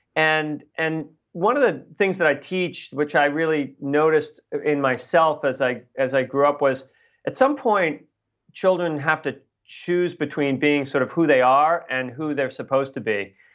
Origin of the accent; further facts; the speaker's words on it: Boston, Massachusetts, United States; I grew up in Boston